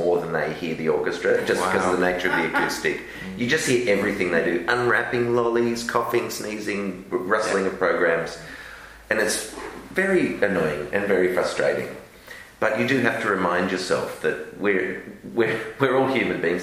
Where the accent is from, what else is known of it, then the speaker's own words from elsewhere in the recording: Melbourne, Victoria, Australia; moved away; also born or lived in London; growing up in Melbourne